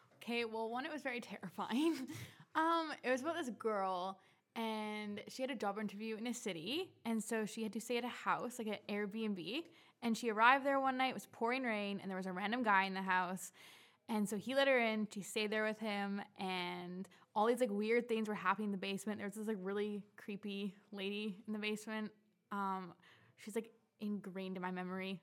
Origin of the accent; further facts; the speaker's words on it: Courtenay, British Columbia, Canada; moved away; I'm from Courtney on Vancouver Island